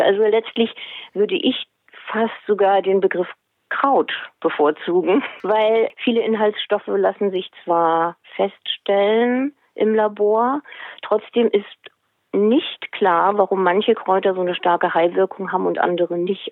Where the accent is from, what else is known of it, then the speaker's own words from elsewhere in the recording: Hesse, Germany; now in Schleswig-Holstein, Germany; Aufgewachsen bin ich in Hessen